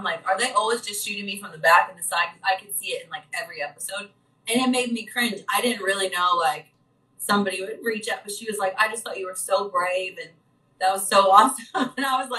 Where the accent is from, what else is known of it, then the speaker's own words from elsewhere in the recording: Midwest, United States; growing up in the Midwest and just being like that nurturing child and caring for little ones from a very young age